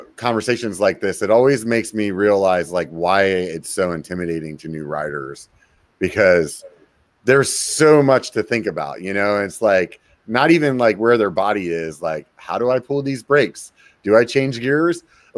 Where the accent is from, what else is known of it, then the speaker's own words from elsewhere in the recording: California, United States; Yeah it's kind of crazy to think about as a Californian, you know.